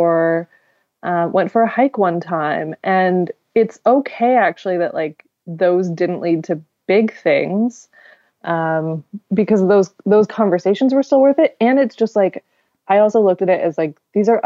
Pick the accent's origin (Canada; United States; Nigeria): Canada; Victoria, British Columbia; moved away; Victoria, my hometown